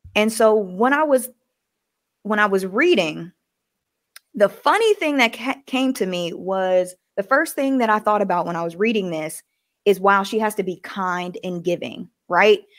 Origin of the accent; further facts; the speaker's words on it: the South, United States; I was just raised to be nice, especially growing up in the South, you speak to everybody